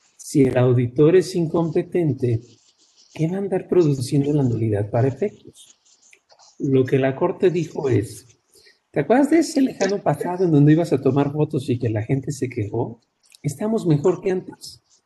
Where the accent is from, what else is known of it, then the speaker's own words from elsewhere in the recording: Mexico; somos mexicanos